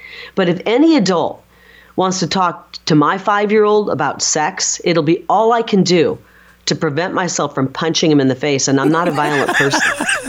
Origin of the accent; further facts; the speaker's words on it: Midwest, United States; And I'm from the Midwest.